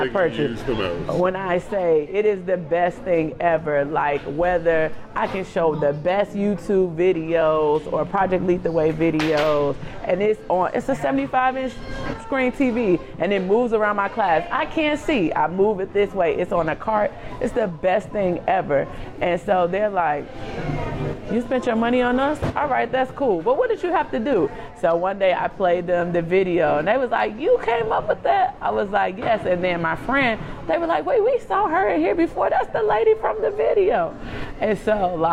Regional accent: Chicago, Illinois, United States; moved away as an adult; now in Washington, D.C., United States; I'm from Chicago. I went to a predominantly white elementary school from K-8. I went to Whitney Young

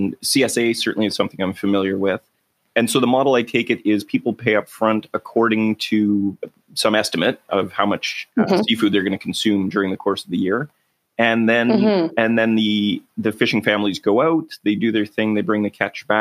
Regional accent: Canada; We as Canadian consumers

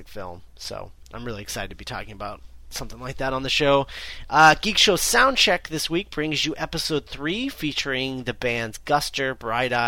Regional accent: United States; we're both American

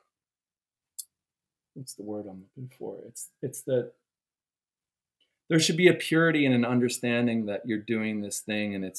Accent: Pittsburgh, Pennsylvania, United States; I was raised in Pittsburgh with my brother in suburban Pittsburgh

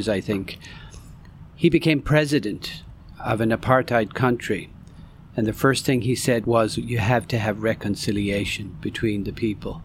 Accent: Ireland; I was born and raised in Ireland

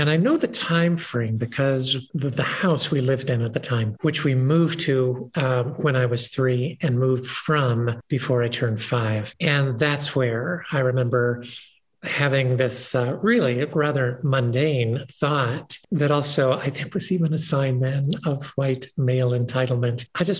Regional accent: Kentucky, United States; also born or lived in Ohio / West Virginia / New York; now in Boulder County, United States; I've lived here for the last 15 years after spending 35 years in New York and growing up in Kentucky, Ohio, and West Virginia.

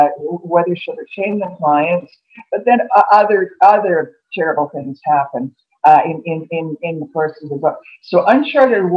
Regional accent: Montreal, Quebec, Canada; moved away as an adult; I grew up in Montreal. I went to school in Montreal. Left there when I was about 20.

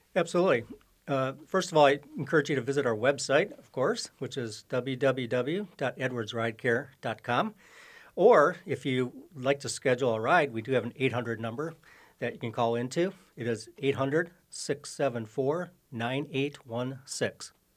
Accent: Oshkosh, Wisconsin, United States; now in Minnesota, United States; born and raised in Oshkosh, Wisconsin, but been in, uh, Minnesota here many years

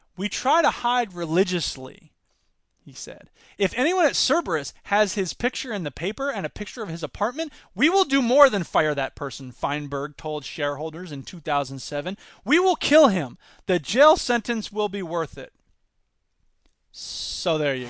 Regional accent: United States; I'm an American

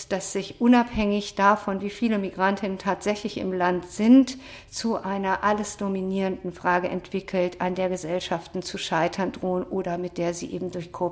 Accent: Berlin, Germany; ich, ich komme aus Berlin.

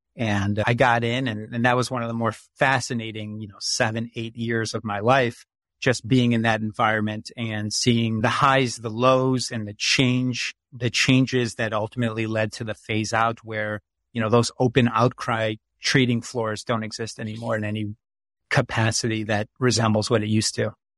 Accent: Chicago, Illinois, United States; I grew up in Chicago, Illinois. I was born there and spent most of my life there.

